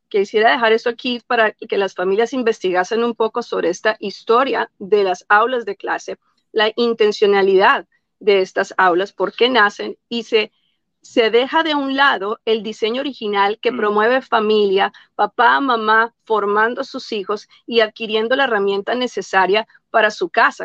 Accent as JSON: {"language": "Spanish", "country": "Colombia", "moved": "yes", "lives_now": "United States", "said": "originalmente yo de Colombia"}